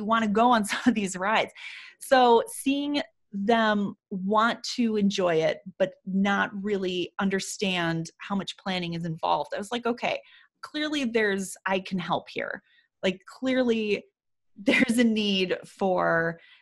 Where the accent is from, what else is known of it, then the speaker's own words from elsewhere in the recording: Chicago, Illinois, United States; we used to drive there when I was younger from Chicago